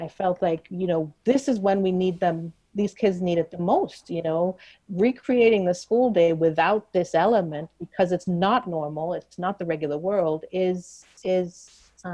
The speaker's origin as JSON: {"language": "English", "country": "Trinidad & Tobago", "tie": "born or raised there", "moved": "yes", "said": "I grew up in Trinidad. That's where how I define myself is a big part of how I define myself, being Trinidadian."}